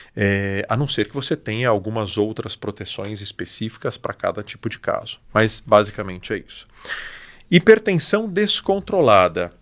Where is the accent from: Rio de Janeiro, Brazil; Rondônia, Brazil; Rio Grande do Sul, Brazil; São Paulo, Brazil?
São Paulo, Brazil; São José dos Campos; also born or lived in Mogi das Cruzes; Sou daqui, sou de São José e alguns anos eu tô voltei para cá